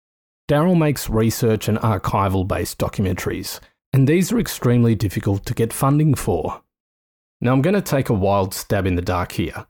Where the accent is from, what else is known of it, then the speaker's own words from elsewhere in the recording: Australia; I'm an Australian documentary maker.